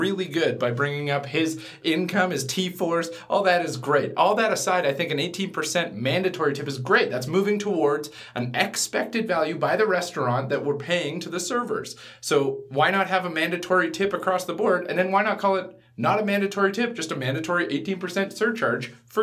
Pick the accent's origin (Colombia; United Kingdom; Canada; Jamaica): Canada; I'm entering into the social construct as a Canadian